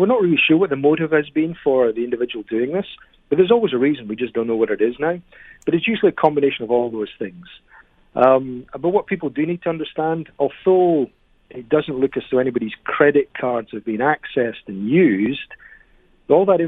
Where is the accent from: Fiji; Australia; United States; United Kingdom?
United Kingdom; now in Canada; I'm originally from Britain.